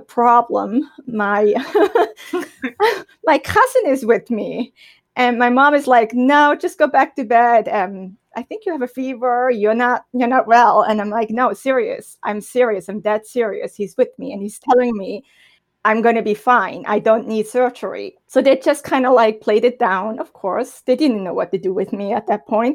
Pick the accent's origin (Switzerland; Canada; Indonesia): Switzerland; German-speaking Switzerland; first language German; English is a second language; moved away as an adult; I was raised and born in Switzerland